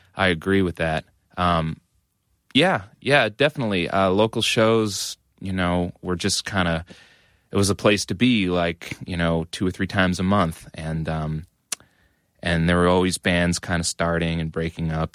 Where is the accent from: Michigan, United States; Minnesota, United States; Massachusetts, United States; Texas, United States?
Massachusetts, United States; Methuen; I grew up in Methuen, which is a suburb of Massachusetts, uh, about a half hour north of Boston